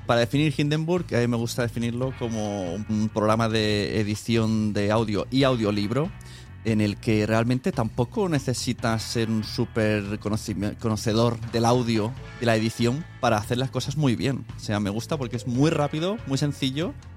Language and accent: Spanish; Spain; como español